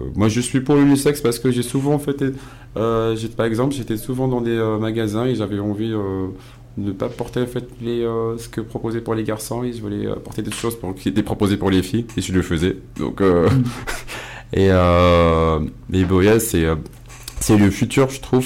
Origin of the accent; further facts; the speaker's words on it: Casablanca, Casablanca-Settat, Morocco; moved away; je suis casablancais, donc Casablanca ah. d'origine